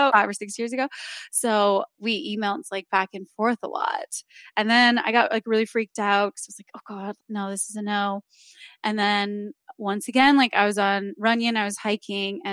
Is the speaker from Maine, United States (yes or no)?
no; Wisconsin, United States; moved away as an adult; also born or lived in Arizona; I'm from Wisconsin